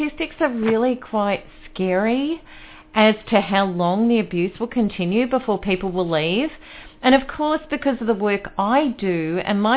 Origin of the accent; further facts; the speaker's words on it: Australia; I'm Australian